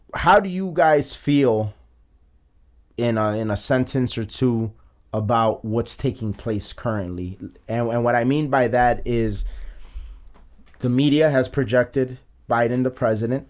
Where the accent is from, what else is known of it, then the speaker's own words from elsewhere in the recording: Chicago, Illinois, United States; I am from the Gage Park neighborhood of Chicago